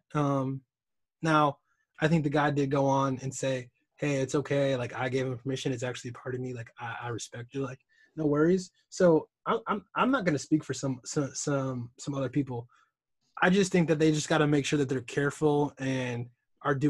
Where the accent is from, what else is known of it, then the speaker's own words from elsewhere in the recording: Chicago, Illinois, United States; we're both from Chicago